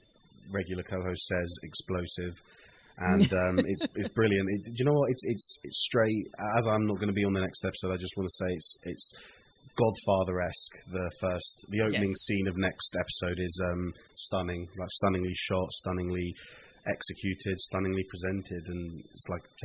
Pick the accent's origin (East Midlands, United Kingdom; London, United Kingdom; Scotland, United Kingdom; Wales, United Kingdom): London, United Kingdom; I'm a British musician from London